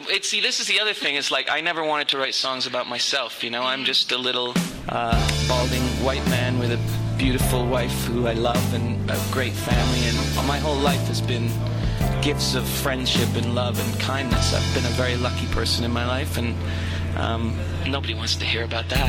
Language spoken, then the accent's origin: English; Toronto, Ontario, Canada; moved away as an adult; also born or lived in New York; we grew up together and we played music in school together and we grew up in Toronto